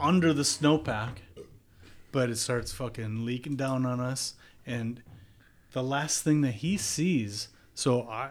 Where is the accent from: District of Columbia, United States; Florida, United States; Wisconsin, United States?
Wisconsin, United States; I grew up in Wisconsin.